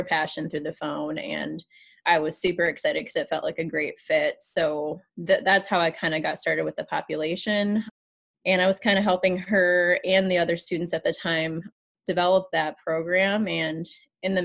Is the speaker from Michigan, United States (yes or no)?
yes; Michigan, United States; moved away as an adult; now in St. Louis, United States; I'm from Michigan